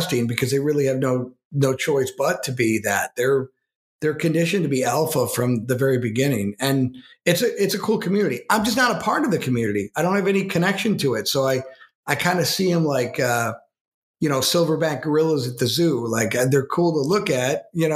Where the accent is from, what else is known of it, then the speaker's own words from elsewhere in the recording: Western New York, United States; my hometown in Western New York